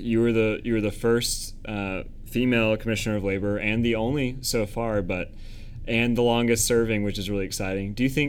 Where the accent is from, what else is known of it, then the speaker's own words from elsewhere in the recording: Winston-Salem, North Carolina, United States; Of course, I'm from Winston-Salem, so we're very proud of cigarettes and donuts.